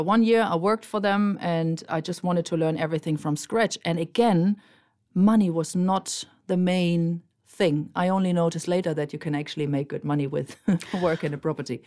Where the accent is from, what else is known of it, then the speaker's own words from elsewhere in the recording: Germany; moved away as an adult; now in Marbella, Spain; I'm originally from Germany, but I already live in Spain for more than twenty-five years